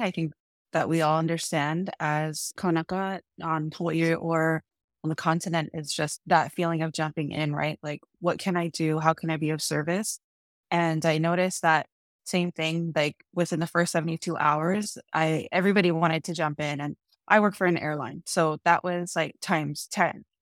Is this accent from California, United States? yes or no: yes; San Diego, California, United States; also born or lived in Oahu; all of us were raised on the continent in San Diego